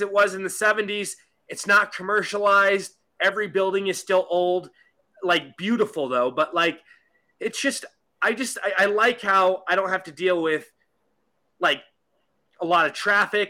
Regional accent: Seattle, Washington, United States; now in Palm Springs, United States; I'm originally from Seattle

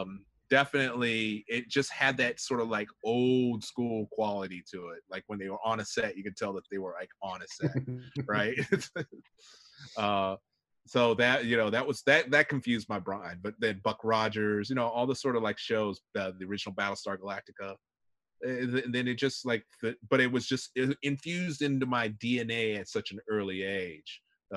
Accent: Japan; But growing up in Japan, so I, you know, I was exposed to Sentai, you know, Kamen Rider

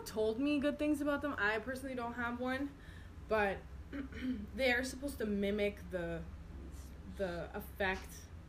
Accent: Boston, Massachusetts, United States; moved away as an adult; also born or lived in Albany, New York; I grew up in Boston, and it's not as far north as it is here.

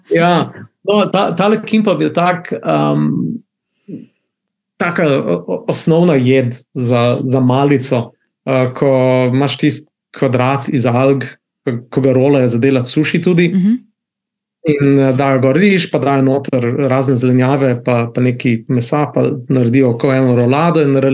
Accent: Slovenia; moved away as an adult; also born or lived in Netherlands / Switzerland; now in South Korea

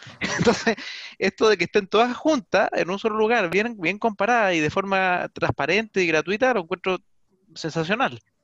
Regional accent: Chile; nosotros como chilenos somos muy de invertir de repente

